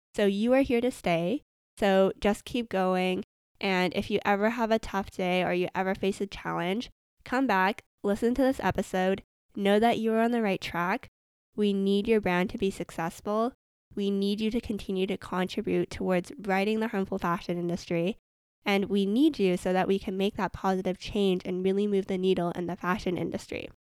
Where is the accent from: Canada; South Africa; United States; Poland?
Canada; Vancouver, British Columbia; I'm from Vancouver, Canada